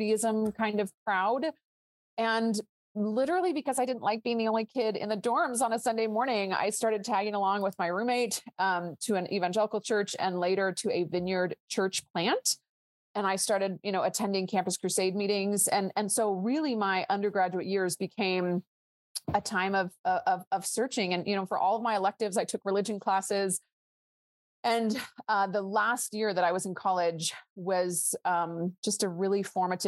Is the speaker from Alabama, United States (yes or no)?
no; Northern California, United States; moved away as an adult; also born or lived in Israel; I was raised in Northern California in a Jewish home